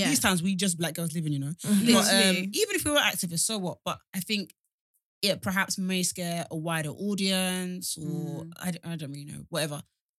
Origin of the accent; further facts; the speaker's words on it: Nigeria; I'm Nigerian.